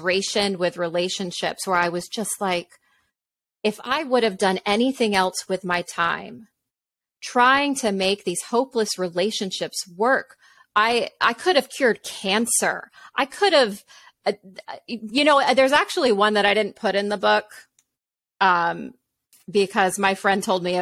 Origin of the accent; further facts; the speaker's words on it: a suburb of Tampa, Florida, United States; grew up in a town in a suburb of Tampa